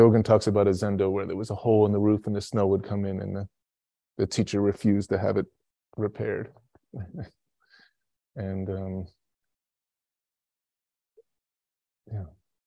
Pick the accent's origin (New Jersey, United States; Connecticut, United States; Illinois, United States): Illinois, United States; Chicago; I was like 11 years old, and I grew up in Chicago, and so it was cold winters.